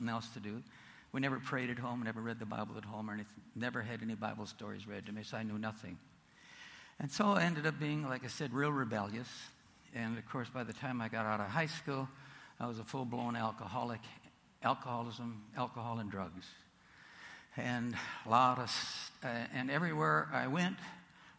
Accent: North Dakota, United States; born or raised there

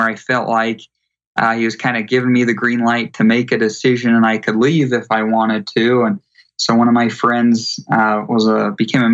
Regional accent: Utah, United States; I grew up in Utah

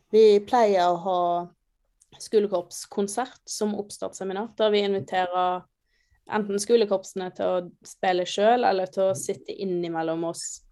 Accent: Hundvin, Vestland, Norway; moved away as an adult; now in Trondheim, Norway; jeg er oppvokst litt utenfor Hundvin

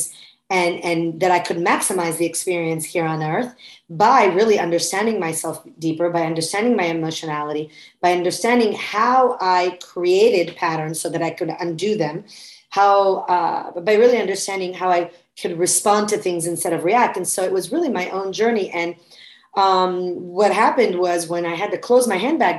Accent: Florence, Tuscany, Italy; moved away as an adult; now in United States; So I was born and raised in Florence, Italy. I'm American mother, Italian father

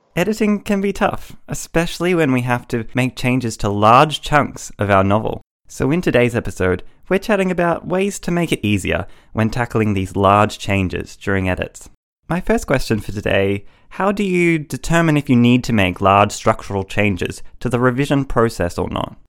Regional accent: Australia; accent: Australian; I live in Australia, as you might be able to tell by my accent

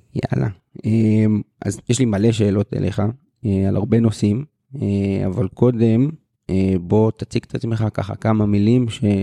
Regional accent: Nahariya, Northern District, Israel; also born or lived in Kiryat Bialik; גדלתי בהפועל נהריה, אבל באיזשהו שלב עברתי למכבי ביאליק

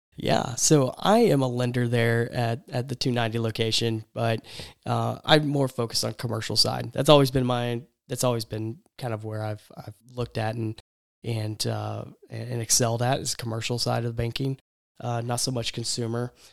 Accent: East Texas, United States; when I was growing up in East Texas

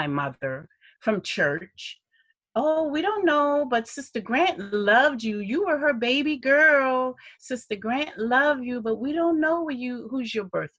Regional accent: Charleston, South Carolina, United States; I was born here in Charleston

